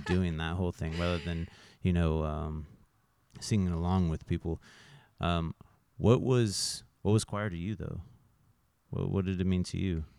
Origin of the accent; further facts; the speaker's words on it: Fort Scott, Kansas, United States; also born or lived in Manhattan, Kansas; now in Kansas City, United States; born and raised in Fort Myers, Florida